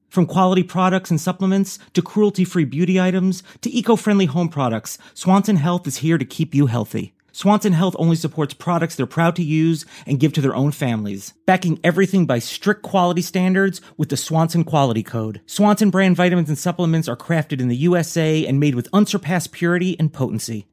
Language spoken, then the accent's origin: English; New York, United States; born or raised there